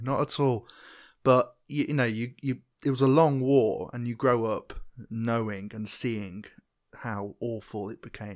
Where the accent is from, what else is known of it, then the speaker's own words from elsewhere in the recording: England, United Kingdom; I'm English